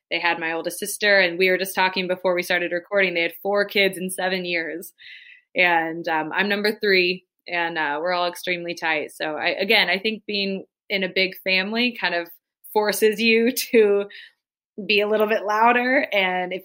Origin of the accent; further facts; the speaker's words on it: Kansas City, United States; moved away as an adult; also born or lived in Georgia / Wisconsin; now in Sheboygan, United States; I grew up in Kansas City, wanted to go to a great J school, found Georgia